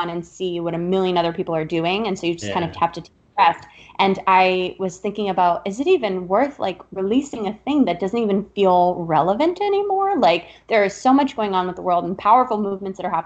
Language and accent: English; South Florida, United States; also born or lived in Upper East Side, New York; now in New York, United States; I moved to the Upper East Side like a classic New York Jew from South Florida would